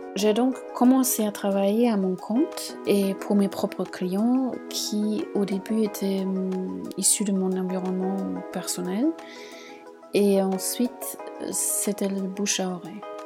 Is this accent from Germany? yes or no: yes; Munich, Bavaria, Germany; moved away as an adult; now in Marseille, France; je suis originaire de Munich et j'habite à Marseille depuis un an et demi